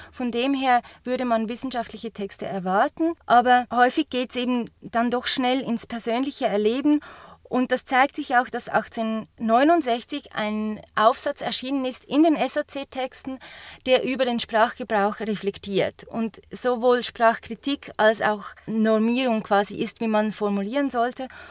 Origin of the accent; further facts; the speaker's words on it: Zurich, Switzerland; für mich als Unterländerin völlig nicht klar, weil wenn ich als Zürcherin